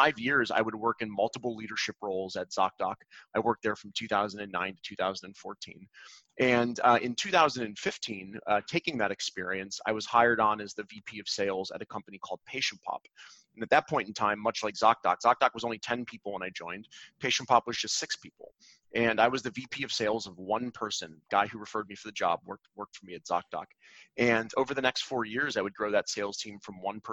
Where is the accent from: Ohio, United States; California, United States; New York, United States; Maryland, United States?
Ohio, United States; Cleveland; I grew up in Cleveland, Ohio.